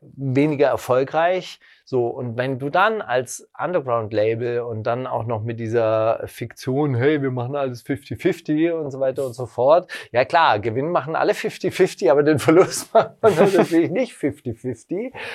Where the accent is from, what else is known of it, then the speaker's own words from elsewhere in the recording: West Germany, Germany; moved away; also born or lived in Berlin (Prenzlauer Berg); Ich komme aus Westdeutschland